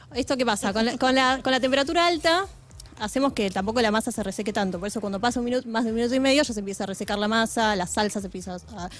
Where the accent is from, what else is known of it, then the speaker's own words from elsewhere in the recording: Adrogué, Buenos Aires Province, Argentina; nosotros somos de Adrogué toda la vida